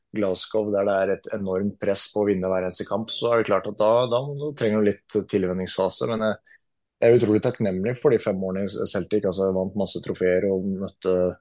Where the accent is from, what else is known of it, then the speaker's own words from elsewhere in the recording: Norway; moved away; langt unna familiemedlemmer som går bort hjemme i Norge